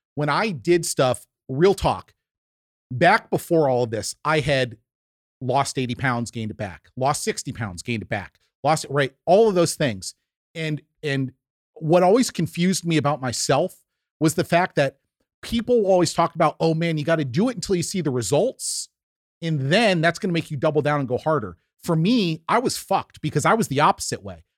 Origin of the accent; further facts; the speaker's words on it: New York, United States; growing up in the Northeast in New York, Italian family